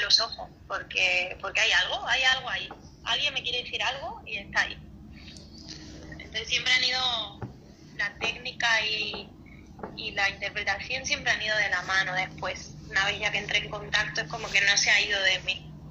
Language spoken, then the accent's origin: Spanish; Cáceres, Extremadura, Spain; Yo soy de Cáceres, que es una ciudad en el sur de España muy pequeñita